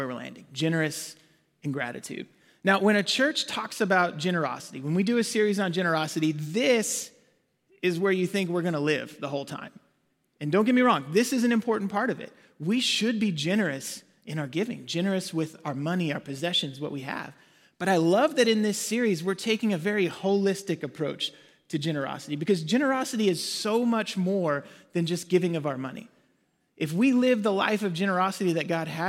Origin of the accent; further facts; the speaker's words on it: Arkansas, United States; moved away as an adult; also born or lived in Waxahachie, Texas / Ennis, Texas; now in Frisco, United States; We both grew up in Arkansas. That's where we're from